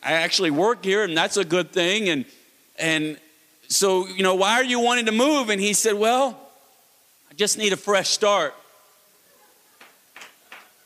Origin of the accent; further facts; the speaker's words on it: Florida, United States; now in North Carolina, United States; I grew up in Florida